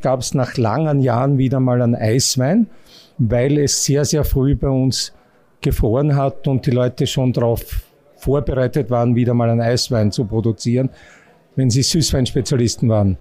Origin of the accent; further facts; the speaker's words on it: Austria; bei uns in Österreich